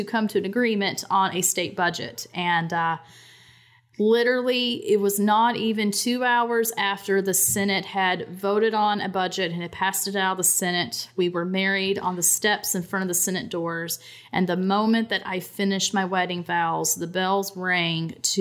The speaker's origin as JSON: {"language": "English", "region": "Southern West Virginia", "country": "United States", "lives_now": "Charleston, United States", "said": "I'm originally from Southern West Virginia"}